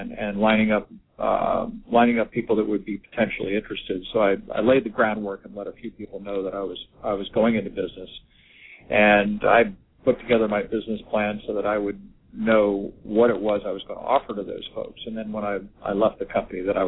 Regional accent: Washington, District of Columbia, United States; moved away as an adult; also born or lived in West Coast; now in Annapolis, United States; my hometown of Washington, D.C.

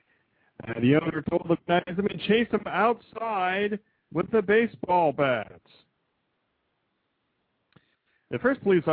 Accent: Ohio, United States; my home state here in Ohio

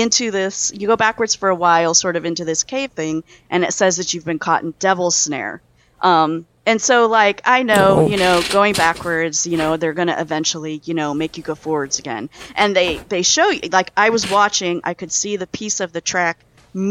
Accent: northern Ohio, United States; I grew up in Ohio, in northern Ohio, which is where Cedar Point is

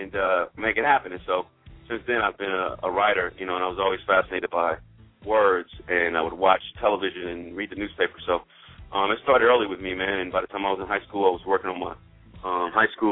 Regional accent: Oakland, California, United States; I'm from East Oakland. And when I was a kid, like in the 70s, you know, around me was a lot of like Black Panthers and hippies. And like these are people that I would see growing up.

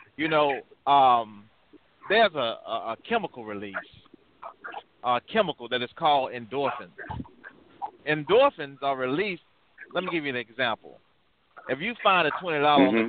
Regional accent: Birmingham, Alabama, United States; I'm originally from Birmingham, Alabama

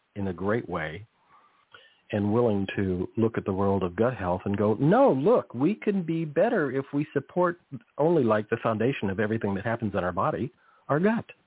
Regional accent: Monterey Peninsula, California, United States; I grew up on the Monterey Peninsula

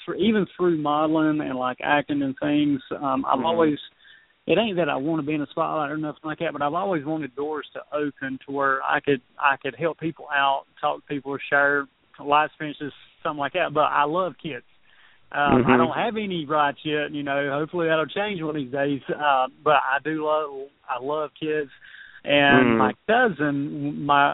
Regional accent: the South, United States; I was raised in the South

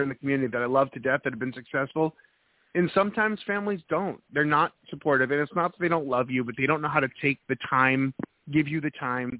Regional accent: New Hampshire, United States; moved away; I'm originally from New England, New Hampshire.

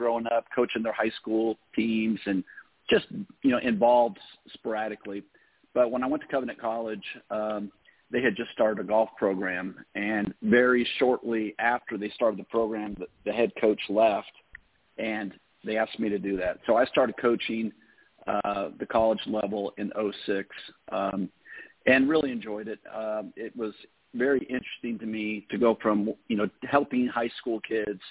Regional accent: Southern California, United States; I grew up in Southern California, born out there

